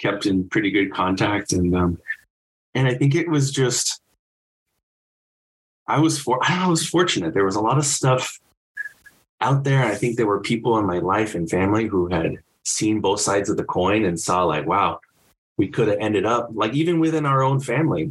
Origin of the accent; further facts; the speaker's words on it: Southern California, United States; I'm from Southern California originally